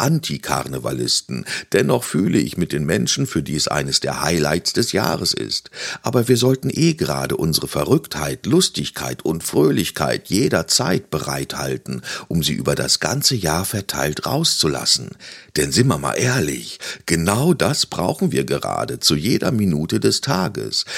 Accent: North Rhine-Westphalia, Germany; now in Ruhr area, Germany; Ich als Ruhrgebietsbewohner und gebürtiger Ostwestfale

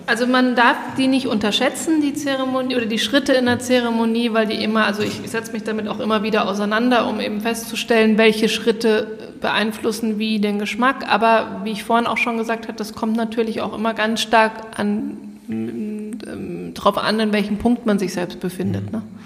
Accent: Munich, Bavaria, Germany; als Münchner

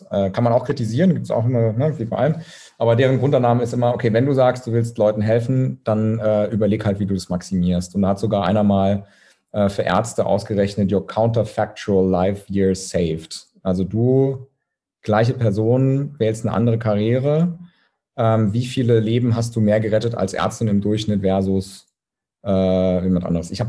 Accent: Saarbrücken, Saarland, Germany; Ich komme aus Saarbrücken übrigens, deswegen ist mir das gerade eingefallen. Keine Diskriminierung von Saarländern.

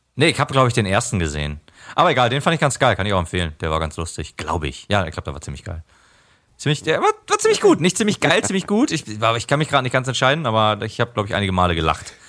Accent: Germany; bei uns in Deutschland

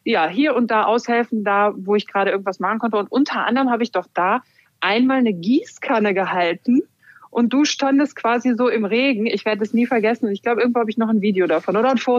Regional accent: Hamm, North Rhine-Westphalia, Germany; also born or lived in Cologne; Ich würde eher sagen, so mein, meine Region ist das Ruhrgebiet. Das ist so meine Heimat. Ähm, ich bin groß geworden unter anderem in Hamm und habe dann aber auch elf Jahre in Köln verbracht.

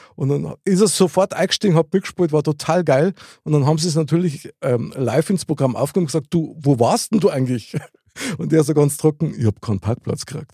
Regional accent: Munich, Bavaria, Germany; ich bin ja in der Gegend aufgewachsen

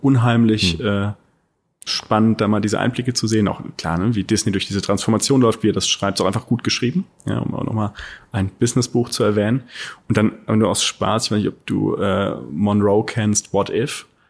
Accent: Rhineland-Palatinate, Germany; now in Berlin, Germany; Ich komme aus der Pfalz

